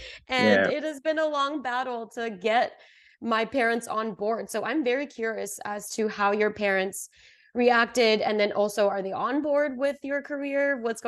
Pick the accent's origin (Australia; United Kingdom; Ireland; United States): United Kingdom; England; also born or lived in Botswana; because I'm of Indian descent too, and I grew up in Botswana and England, so there weren't that many Indians around me growing up.